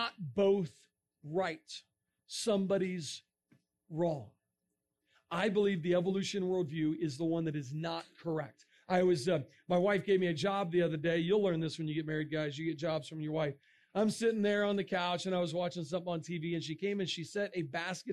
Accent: Florida, United States; moved away; I'm from Florida

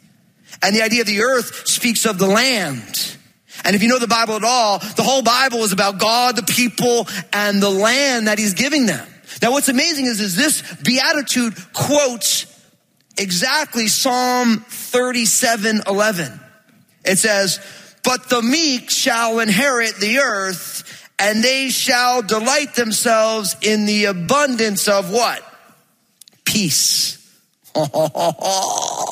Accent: New Jersey, United States; I'm from Jersey

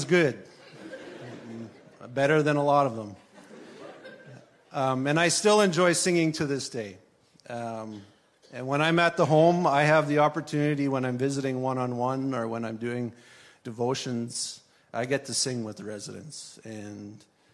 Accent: Swift Current, Saskatchewan, Canada; moved away as an adult; now in southern Ontario, Canada; I was born in Swift Current, Saskatchewan. I'm a Saskatchewan boy, born out west, grew up out west.

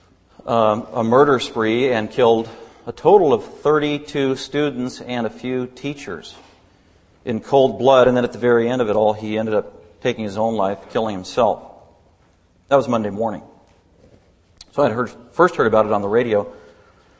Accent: Denver, Colorado, United States; also born or lived in Littleton, Colorado; I grew up in Denver, Colorado my whole life

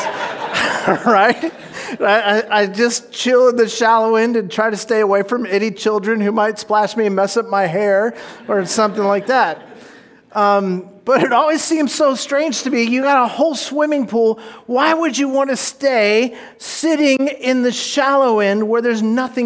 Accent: Orange County, California, United States; When I was a kid, I grew up down in Orange County

